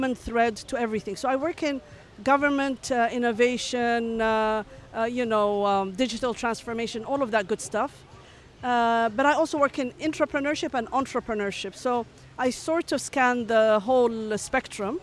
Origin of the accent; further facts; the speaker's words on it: Ethiopia; also born or lived in Hadramaut, Yemen (ancestry) / Seattle, United States; now in Dubai, United Arab Emirates; Was born and lived in Ethiopia